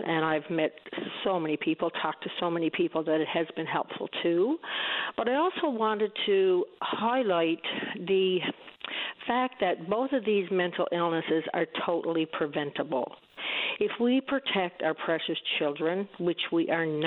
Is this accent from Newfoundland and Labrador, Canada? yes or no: yes; east coast of Newfoundland, Newfoundland and Labrador, Canada; I'm a Newfoundlander, grew up on the east coast of Newfoundland